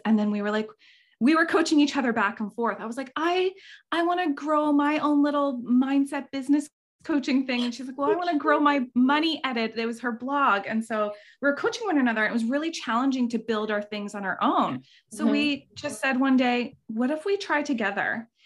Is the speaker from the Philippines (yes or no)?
no; Canada; We're all Canadian here